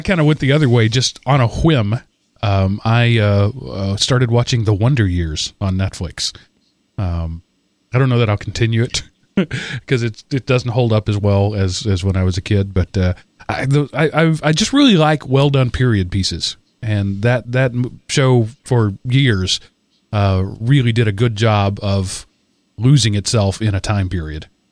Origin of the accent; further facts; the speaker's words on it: United States; being an American